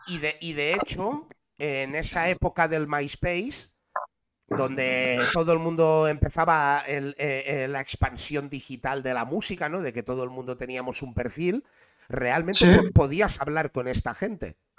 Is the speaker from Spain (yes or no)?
yes; Barcelona, Catalonia, Spain; soy de Barcelona. Soy de Barcelona, represento Barcelona, lo he representado toda la vida